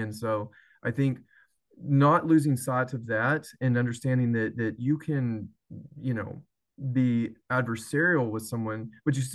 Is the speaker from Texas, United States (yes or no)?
yes; Athens, Texas, United States; also born or lived in Tyler, Texas / Austin, Texas; where I'm from Athens, Texas